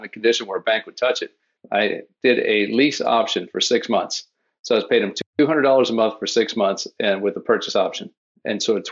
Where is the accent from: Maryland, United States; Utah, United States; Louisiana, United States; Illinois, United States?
Louisiana, United States; New Orleans; now in Florida, United States; I grew up in New Orleans, but I've been in Florida for 30 years